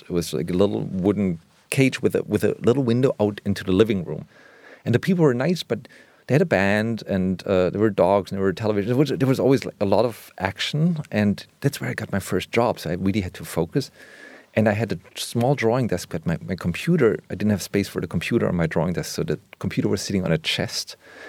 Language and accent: English; Germany; I grew up in West Germany where American culture was so prominent in everything from television, movies, music.